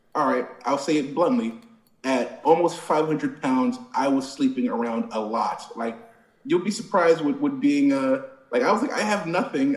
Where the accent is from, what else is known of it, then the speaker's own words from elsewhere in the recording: Plainfield, New Jersey, United States; I'm from a, a, a little town called Plainfield